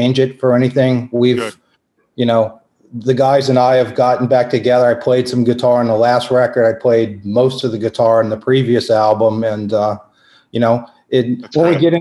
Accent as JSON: {"language": "English", "town": "New Orleans", "region": "Louisiana", "country": "United States", "tie": "born or raised there", "said": "I was born in New Orleans, not from a musical family."}